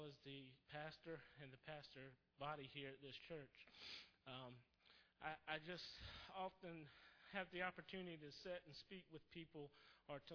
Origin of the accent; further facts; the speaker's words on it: South Carolina, United States; also born or lived in Roanoke, Virginia; now in Richmond, United States; He lives in South Carolina, where we're originally from